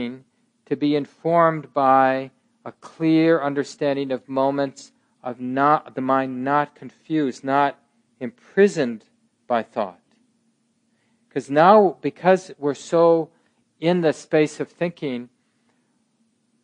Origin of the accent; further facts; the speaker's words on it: Minneapolis, Minnesota, United States; I was born in 1958, I grew up in North Minneapolis